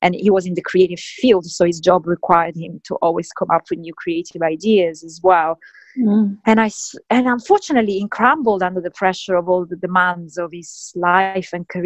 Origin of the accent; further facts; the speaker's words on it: Sicily, Italy; I grew up in Sicily in the 80s